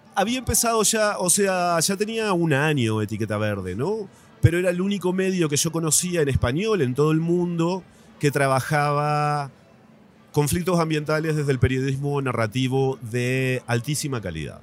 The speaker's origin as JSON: {"language": "Spanish", "town": "Paraná", "region": "Entre Ríos", "country": "Argentina", "tie": "born or raised there", "also_born_or_lived": "Rosario, Argentina / Asunción, Paraguay", "moved": "as an adult", "lives_now": "Mexico City, Mexico", "said": "yo soy de Paraná también, de, del litoral, de la capital de Entre Ríos."}